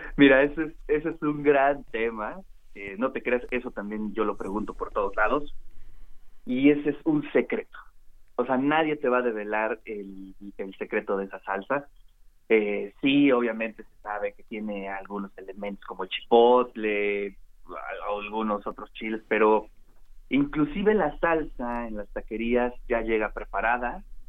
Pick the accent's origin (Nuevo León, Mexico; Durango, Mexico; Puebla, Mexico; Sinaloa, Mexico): Puebla, Mexico; los poblanos